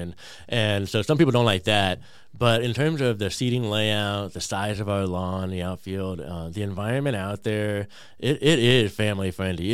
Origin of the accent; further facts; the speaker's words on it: California, United States; now in Peoria, United States; I grew up in California